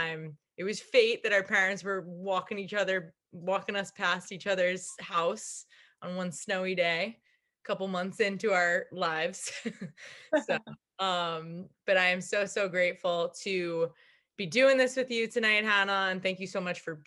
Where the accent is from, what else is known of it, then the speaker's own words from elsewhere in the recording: Islip, New York, United States; We grew up in Islip together.